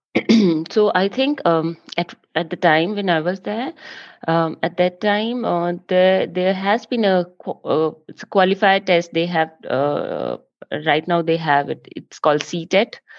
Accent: Jammu, Jammu and Kashmir, India; moved away as an adult; also born or lived in Himachal Pradesh; now in Germany; I did all my schooling, university, college, everything from Jammu

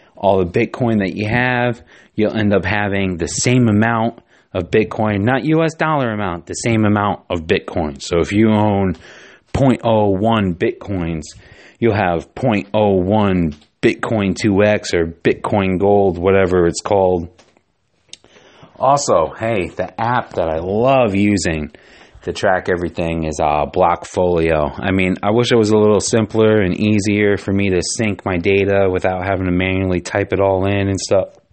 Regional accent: Giants and Jets territory, East Coast, United States; I grew up on the East Coast

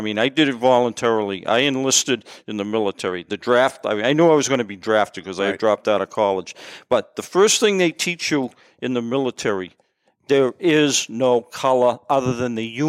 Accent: Lynn, Massachusetts, United States; moved away as an adult; also born or lived in Fayetteville, North Carolina; now in Lawrence, United States; I grew up in Lynn.

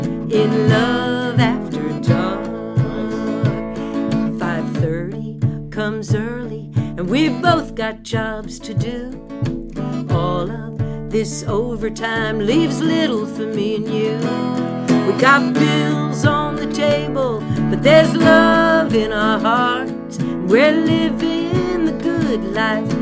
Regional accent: New York City, New York, United States; moved away as an adult; I moved here from New York City, which is where I was born and raised

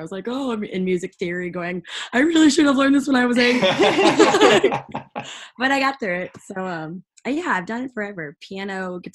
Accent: Fenton, Missouri, United States; moved away as an adult; now in Nashville, United States; I was born in Fenton, Missouri, and that is right outside of St. Louis

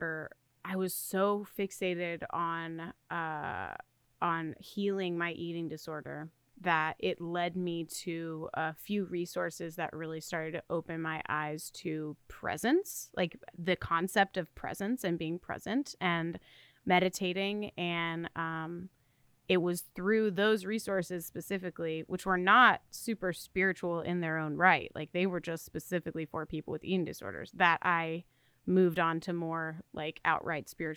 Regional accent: the South, United States; I am from the South

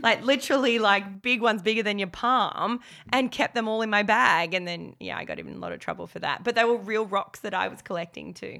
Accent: Australia; accent: Aussie; my Aussie accent

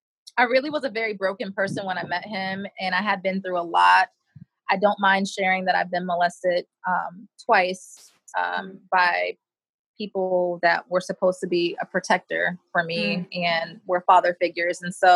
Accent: Rochester, New York, United States; born there; also born or lived in Europe / Japan / Florida / Connecticut; So I was born in Rochester, New York. My mom married a military person, and so I became a military brat at that point, and I've literally lived all over the world in Europe, in Japan, Florida, Connecticut

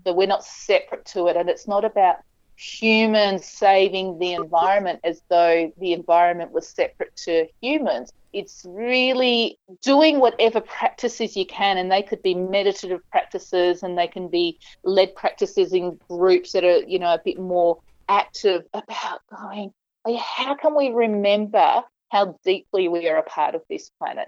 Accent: Western Australia, Australia; I grew up in Western Australia

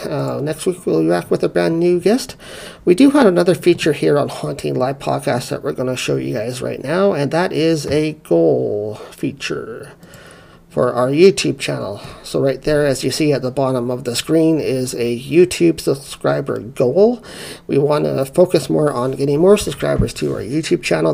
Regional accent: South Carolina, United States; I grew up in the Bible Belt in South Carolina

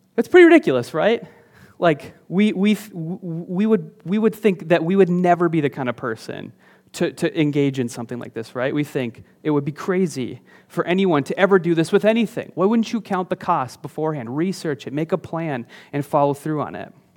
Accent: northern Minnesota, United States; moved away; there was a house on the outskirts of my hometown. It's up in, in northern Minnesota, um, just kind of a s, a small town out there

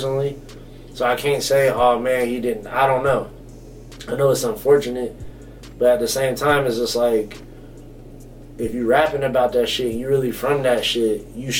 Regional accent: the South, United States; I'm from the South

